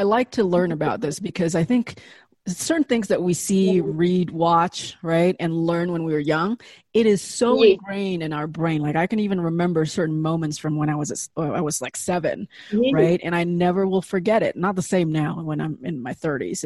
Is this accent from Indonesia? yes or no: yes; Indonesia; now in United States; I grew up in Indonesia